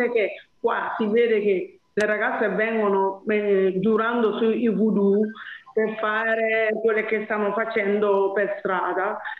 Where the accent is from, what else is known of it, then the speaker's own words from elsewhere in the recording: Côte d’Ivoire; Allora, ehm, io sono della Costa d'Avorio, come le sapete voi, però sto lavorando come le donne del Burkina Faso